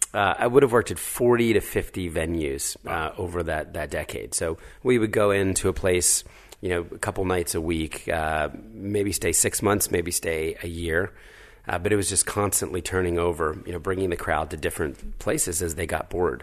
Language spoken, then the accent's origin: English; New Jersey, United States; moved away as an adult; also born or lived in Philadelphia, Pennsylvania / New York City; raised in New Jersey